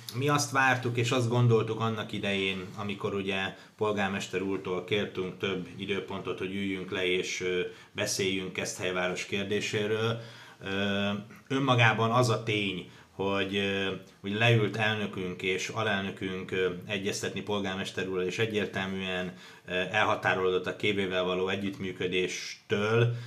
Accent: Hungary; segítek a szülővárosomnak, segítek annak a városnak, ahol születtem

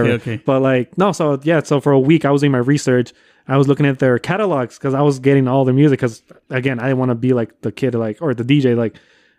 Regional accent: Cicero, Illinois, United States; also born or lived in Chicago; Oh, so I grew up. So I was born in Chicago, right? But I grew up in Cicero.

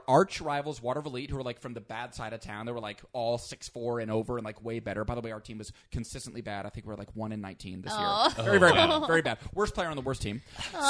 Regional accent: a small town outside Albany, New York, United States; now in Los Angeles, United States; I'm from a tiny, tiny town outside of Albany, New York.

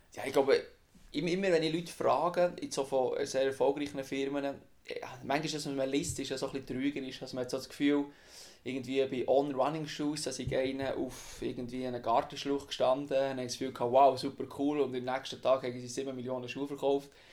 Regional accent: Wimmis, Bern, Switzerland; Ich bin aufgewachsen im Berner Obland in Wimmis

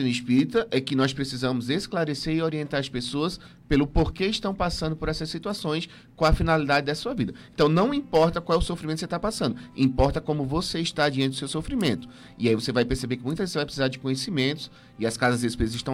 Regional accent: Northeast Region, Brazil; born there; Eu nasci no Nordeste, eu nasci no Nordeste, mas me considero mais do Sul.

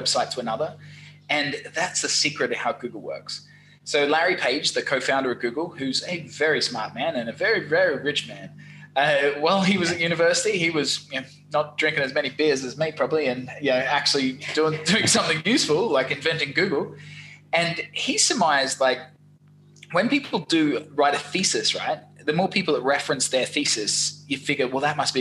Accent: Australia; accent: Australian; also born or lived in London; my wacky accent. It's from Australia.

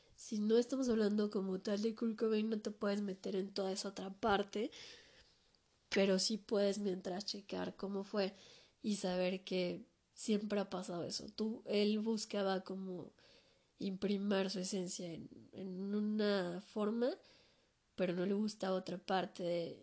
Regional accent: Mexico; aquí en mi país

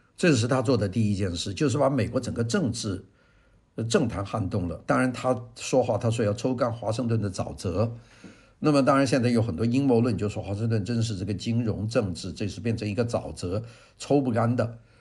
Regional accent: China; 我们中国人

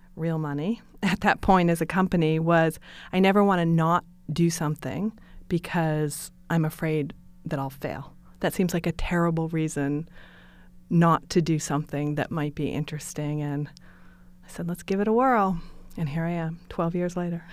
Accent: New Sharon, Maine, United States; moved away; I grew up in Western Maine, which is Stephen King country. If you can imagine Stephen King, uh, movies, books, that's exactly where I'm from, a tiny town called New Sharon

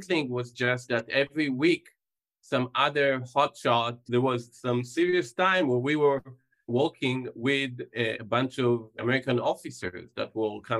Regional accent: Nof HaGalil, Northern District, Israel; I grew up in the northern part of Israel in a place, and maybe many people have heard of, called Nazareth or Upper Nazareth

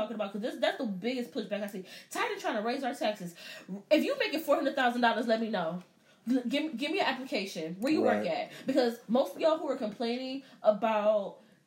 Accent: United States; I'm American.

